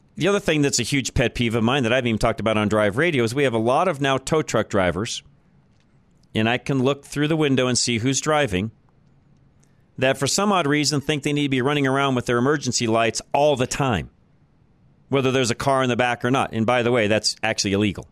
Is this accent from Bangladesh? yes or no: no; Boulder, Colorado, United States; I grew up in Boulder, Colorado, and I remember being a young kid